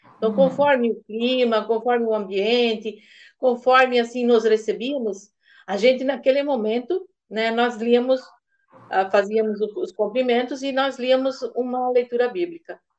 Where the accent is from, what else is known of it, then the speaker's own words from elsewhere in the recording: Massaranduba, Santa Catarina, Brazil; Eu sou do município de Mastaranduba